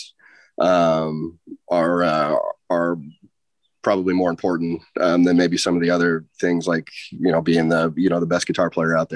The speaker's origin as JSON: {"language": "English", "town": "Portland", "region": "Oregon", "country": "United States", "tie": "born or raised there", "said": "Me and the dudes, we're all from Portland and grew up here"}